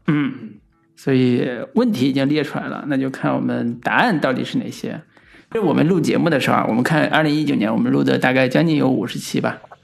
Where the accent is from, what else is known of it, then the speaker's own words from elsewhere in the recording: Henan, China; 我们河南方言这个本土环境里边儿